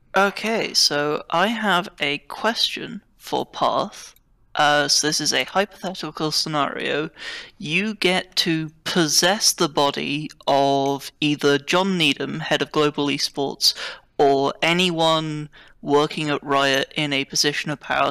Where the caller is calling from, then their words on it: United Kingdom; I'm calling from the United Kingdom.